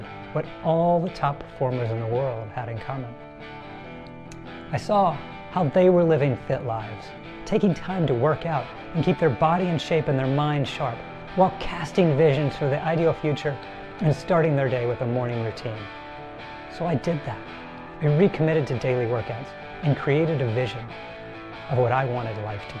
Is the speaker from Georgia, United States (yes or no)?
yes; Atlanta, Georgia, United States; I grew up in Atlanta, Georgia, graduated from Georgia Tech